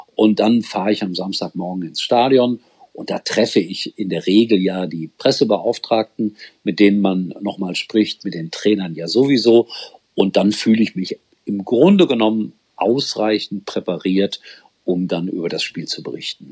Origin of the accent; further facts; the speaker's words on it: Gelsenkirchen, North Rhine-Westphalia, Germany; ich komme aus dem Ortsteil und äh, bin in der Oberhofstraße 8 groß geworden